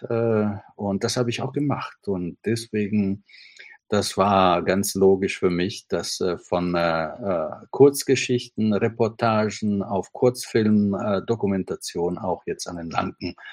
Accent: Italy; German is a second language; moved away as an adult; now in Berlin, Germany; bin Italiener, ich komme äh, nach Berlin zum ersten Mal vor über 30 Jahren.

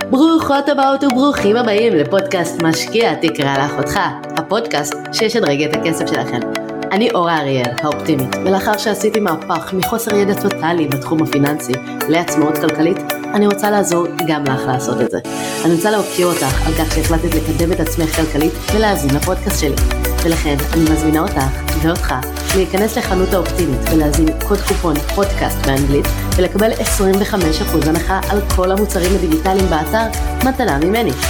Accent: Ra'anana, Central District, Israel; ואני אה, גדלתי בבית אה, טוב הכל סבבה גדלתי ברעננה הכל אחלה

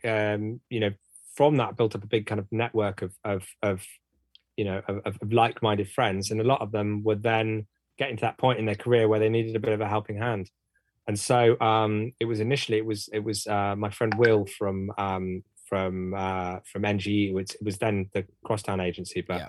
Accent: Bristol, South West England, United Kingdom; We're both from Bristol.

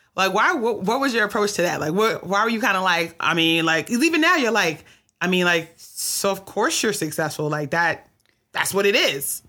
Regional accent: New York City, New York, United States; in New York City where I grew up

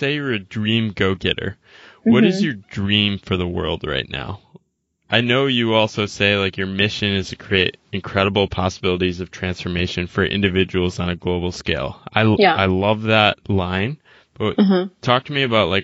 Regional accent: United States; as an American

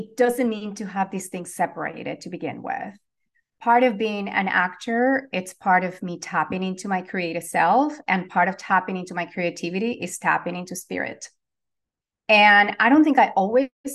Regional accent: Venezuela; now in Los Angeles, United States; I'm originally from Venezuela. I am currently based in Los Angeles, California

